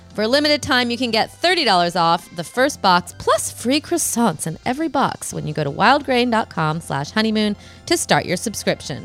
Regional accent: Rockford, Illinois, United States; moved away; Chicago, my hometown, kind of.

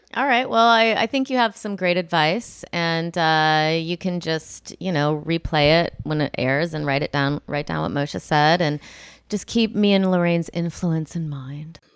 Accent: Illinois, United States; moved away; I'm from Illinois, and I'm similar to Rockford, Illinois, like Midwest

